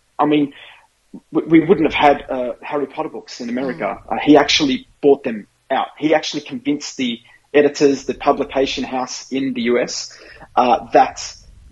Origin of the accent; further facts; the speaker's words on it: Australia; I'm an Aussie